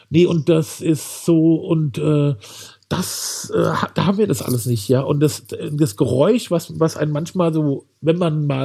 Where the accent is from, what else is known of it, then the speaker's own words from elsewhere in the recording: Wiesbaden, Hesse, Germany; Und da habe ich gedacht, als Kind bin ich ja hier sozusagen im Wald äh, aufgewachsen.